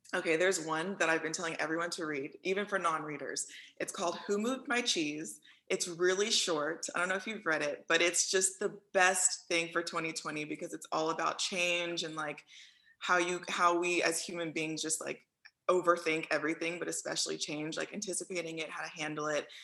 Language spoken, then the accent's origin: English; Houston, Texas, United States; moved away; I'm from Houston though, so that's what I still claim uh, through and through.